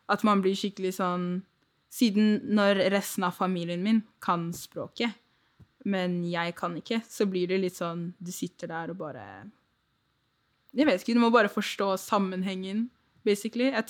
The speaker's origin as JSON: {"language": "Norwegian", "country": "Nigeria", "said": "Eller jeg er fra Nigeria, så jeg er for norsk til å være nigeriansk, men jeg er for Nigerian, I guess, til å være nordmann."}